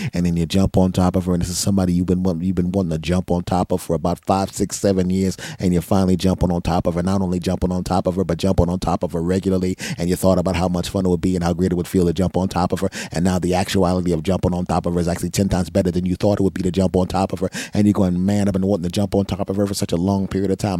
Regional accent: Philadelphia, Pennsylvania, United States; now in New Jersey, United States; I'm originally from Philadelphia, and I spent a lot of time in my hometown

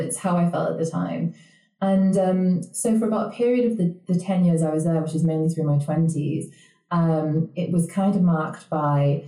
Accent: the north of England, United Kingdom; I'm not Canadian, and I don't actually live in Canada either. I'm coming from the north of England

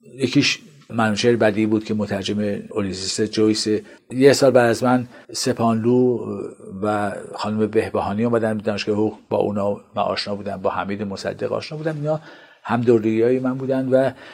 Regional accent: Qazvin, Qazvin Province, Iran; من در قزوین متولد شدم

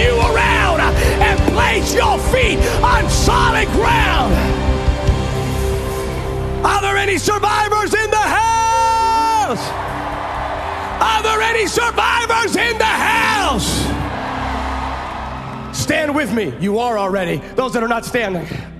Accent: California, United States; I'm from California

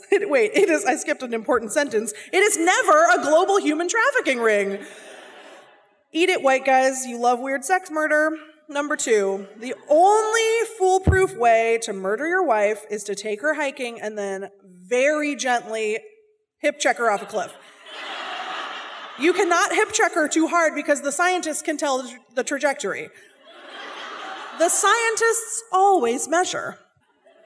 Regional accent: Seattle, Washington, United States; I'm from Seattle. I'm from Seattle. My parents are from Seattle. We all went to the same high school, not at the same time. And growing up in Seattle

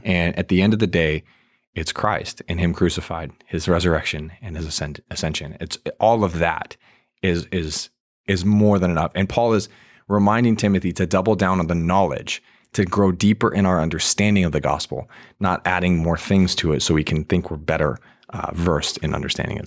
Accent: Virginia, United States; I grew up in Virginia.

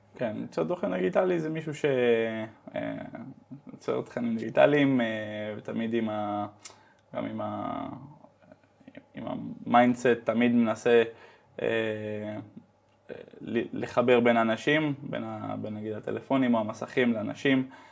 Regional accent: Amsterdam, North Holland, Netherlands; moved away as an adult; also born or lived in Netanya, Israel; now in Spain; נולדתי וגדלתי בהולנד

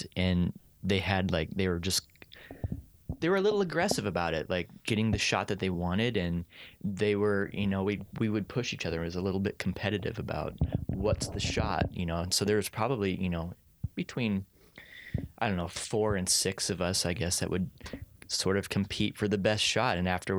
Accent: Lincoln, Nebraska, United States; I think similar backgrounds. I'm from Lincoln. Okay. I was born in Lincoln and Aubrey's from Kansas City.

